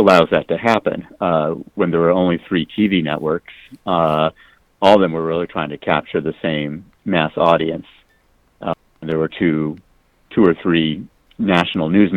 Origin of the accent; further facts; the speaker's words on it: Phoenix, Arizona, United States; I grew up in Phoenix